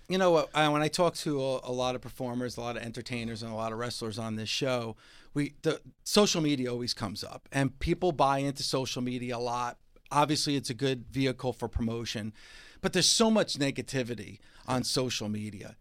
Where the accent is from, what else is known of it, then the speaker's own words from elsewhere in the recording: New Jersey, United States; I'm from New Jersey